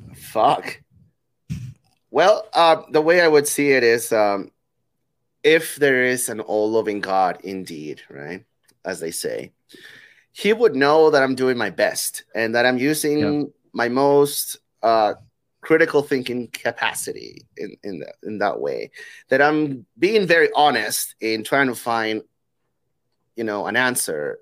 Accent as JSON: {"language": "English", "country": "Peru", "said": "where I'm from, I'm from Peru"}